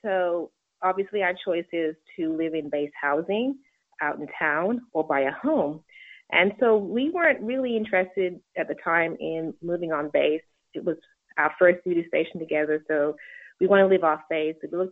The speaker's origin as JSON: {"language": "English", "region": "England", "country": "United Kingdom", "tie": "born or raised there", "also_born_or_lived": "Jamaica", "said": "Well, I was born in Jamaica, raised in England, and I have an undergraduate degree in communications."}